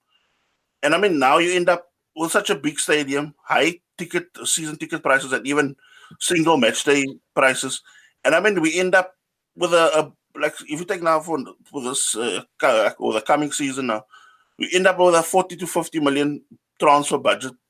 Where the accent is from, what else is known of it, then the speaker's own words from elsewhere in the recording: Cape Town, Western Cape, South Africa; moved away as an adult; now in Germany; I'm from Cape Town, moved to Germany so about 15 or 16 years ago.